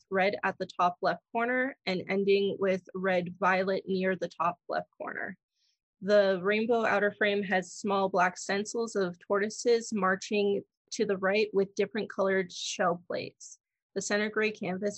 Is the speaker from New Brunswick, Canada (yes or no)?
no; Toronto, Ontario, Canada; Born and raised in Toronto.